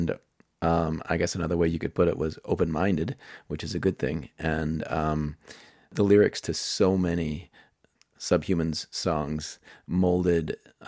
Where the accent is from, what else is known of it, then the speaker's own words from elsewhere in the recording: Pittsburgh, Pennsylvania, United States; a bunch of my friends growing up in Pittsburgh